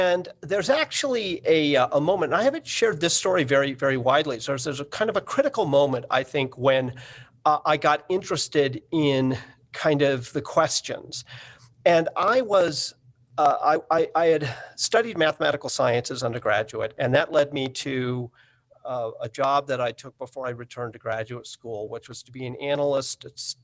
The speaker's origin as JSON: {"language": "English", "town": "Boulder", "region": "Colorado", "country": "United States", "tie": "born or raised there", "also_born_or_lived": "San Francisco", "said": "I grew up in Boulder, Colorado, and in San Francisco."}